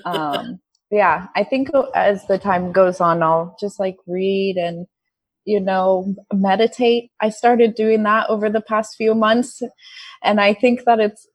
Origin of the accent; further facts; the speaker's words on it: United States; moved away as an adult; now in Vietnam; I'm from America